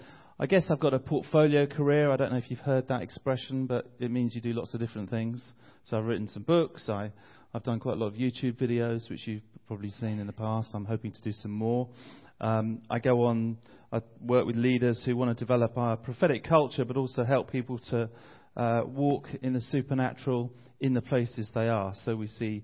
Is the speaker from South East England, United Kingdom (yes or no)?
no; Bromley, London, United Kingdom; I'm from London. I'm from a place called Bromley, which is about 20 minutes outside the centre of London.